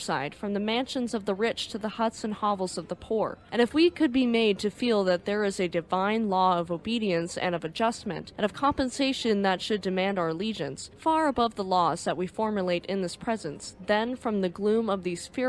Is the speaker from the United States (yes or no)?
yes; United States; I'm American